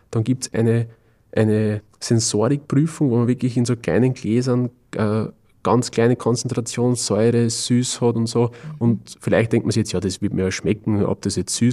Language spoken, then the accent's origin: German; Austria; vielleicht bei uns in Österreich, Deutschland, Schweiz, wir haben schon eine sehr, sehr super Brotkultur